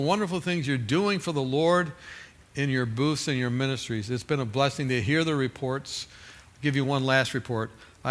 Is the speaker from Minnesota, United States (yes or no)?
no; California, United States; I'm from California